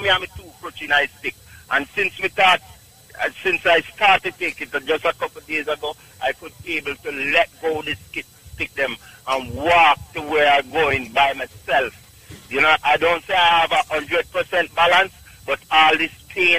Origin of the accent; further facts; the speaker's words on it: Clark's Town, Trelawny, Jamaica; also born or lived in Bronx, New York; now in New York, United States; Clarkstown, Jamaica, Trelawney